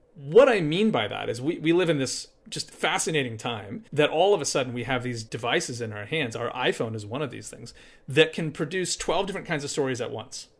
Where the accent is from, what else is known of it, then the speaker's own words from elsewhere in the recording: Appalachia, United States; now in Charlottesville, United States; I'm from Appalachia, it's where I grew up.